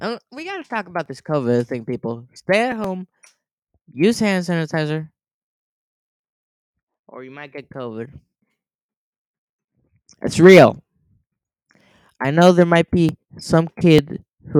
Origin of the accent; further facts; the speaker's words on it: Quito, Pichincha, Ecuador; moved away; I'm from Ecuador.